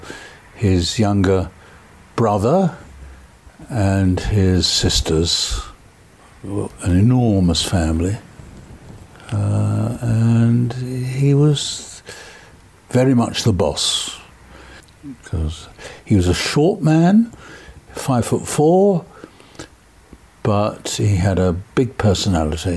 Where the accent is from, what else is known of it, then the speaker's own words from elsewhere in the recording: London, United Kingdom; also born or lived in Finchley; I was born in King's College Hospital, Denmark Hill, 90 years ago.